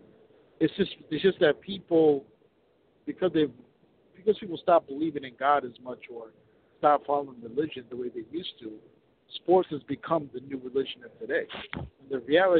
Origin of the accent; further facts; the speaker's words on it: Minneapolis, Minnesota, United States; I grew up in Minneapolis